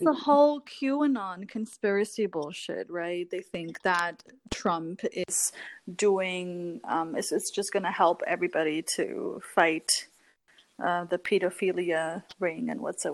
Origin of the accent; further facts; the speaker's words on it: Germany; growing up in Germany was extremely challenging for me because like mm-hmm. you grow up and you have to learn the language